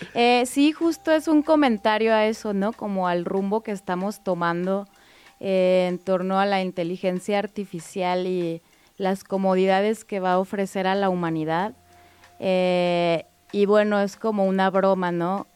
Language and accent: Spanish; Guadalajara, Jalisco, Mexico; born or raised there